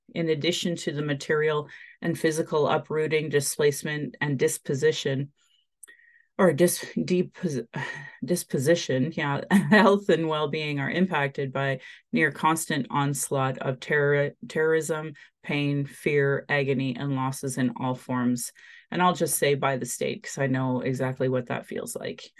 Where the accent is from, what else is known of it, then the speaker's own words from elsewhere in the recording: Calgary, Alberta, Canada; I was born in Calgary